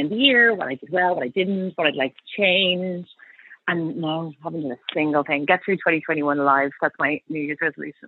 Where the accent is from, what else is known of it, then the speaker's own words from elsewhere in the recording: Dublin, Leinster, Ireland; moved away as an adult; now in London, United Kingdom; So I'm Irish, as you can probably tell. Well, I was born and grew up in Dublin, went to school and college there